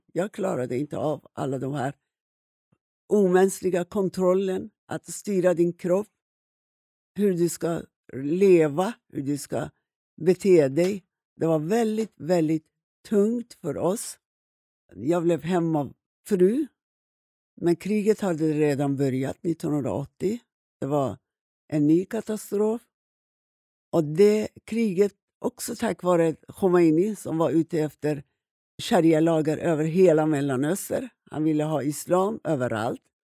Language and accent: Swedish; Iran; moved away as an adult; now in Sweden; Jag växte upp i Iran